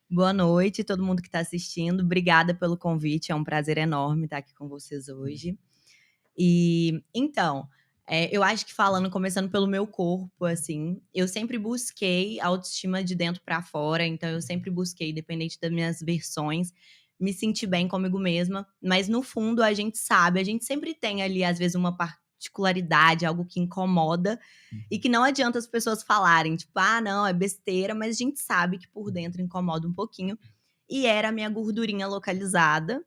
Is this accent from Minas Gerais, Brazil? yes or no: yes; Belo Horizonte, Minas Gerais, Brazil; now in São Paulo, Brazil; Eu sou de Belo Horizonte, mas eu moro em São Paulo